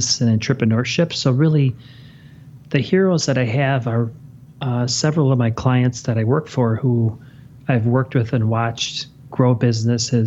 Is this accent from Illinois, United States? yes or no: yes; Chicago, Illinois, United States; I was born and raised in Chicago, and I grew up watching the Bears